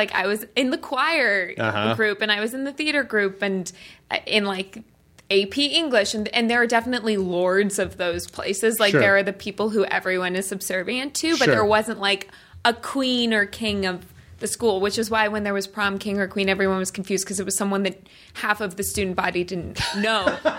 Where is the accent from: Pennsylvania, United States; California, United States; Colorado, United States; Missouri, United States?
Colorado, United States; I'm from Colorado, so I know what you mean. But Colorado, even the winter there is so benign.